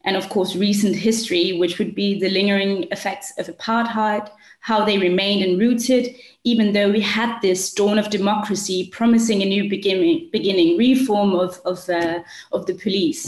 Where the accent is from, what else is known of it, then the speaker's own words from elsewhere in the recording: Denmark; also born or lived in South Africa; I'm with you from Denmark. I've grown up here. I've studied and lived in South Africa for 5 years